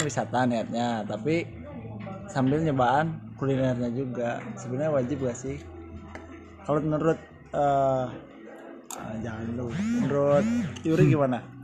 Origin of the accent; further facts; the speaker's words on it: West Java, Indonesia; kita kan orang Sunda